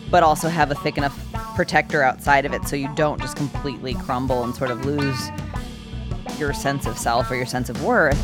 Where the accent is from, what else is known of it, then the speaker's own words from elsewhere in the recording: Oak Park, Illinois, United States; I grew up, um, just outside of Chicago in Oak Park, Illinois.